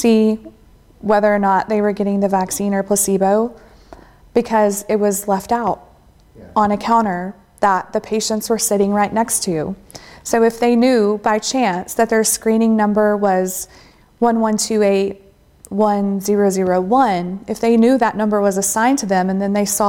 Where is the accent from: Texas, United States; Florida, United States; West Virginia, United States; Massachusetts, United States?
Texas, United States; I'm from Texas.